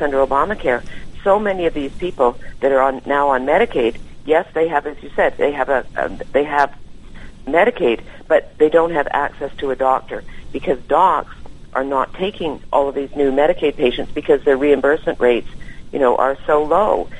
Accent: Canada; now in California, United States; as a Canadian who grew up under the system

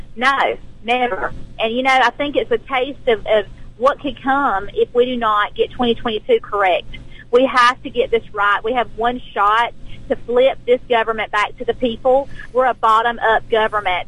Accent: South Georgia, United States; I'm an educator from South Georgia

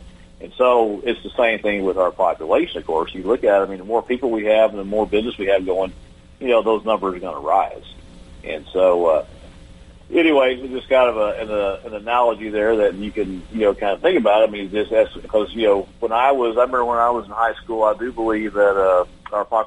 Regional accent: Texas, United States; my home state here in Texas

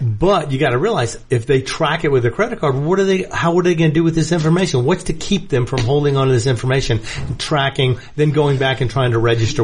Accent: New York, United States; moved away; I'm a New Yorker originally

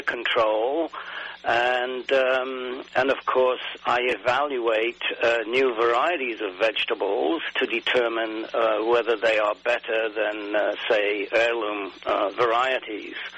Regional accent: England, United Kingdom; I grew up in England

